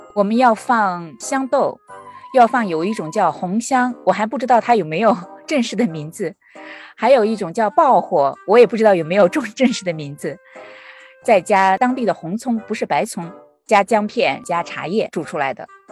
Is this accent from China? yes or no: yes; Northwest China, China; moved away as an adult; now in United States; 是西北那边